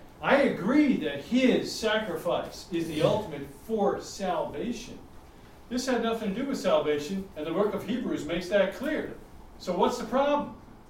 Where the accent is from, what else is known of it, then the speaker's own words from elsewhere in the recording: New York, United States; he's from Texas, I'm from New York.